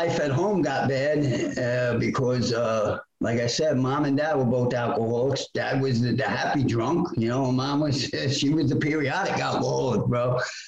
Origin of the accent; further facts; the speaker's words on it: New York City, New York, United States; born and raised in Brooklyn, New York